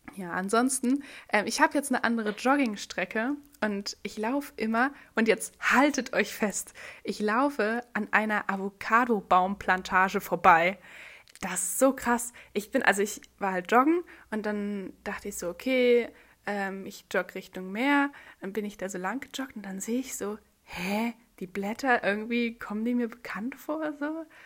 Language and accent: German; Germany; dass ich Deutsche bin